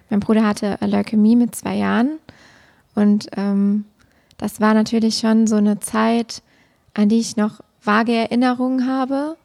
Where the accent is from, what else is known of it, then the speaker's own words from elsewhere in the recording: Siegen area, North Rhine-Westphalia, Germany; nach dem Abitur in meiner Heimat quasi geblieben, um in Siegen dann Lehramt zu studieren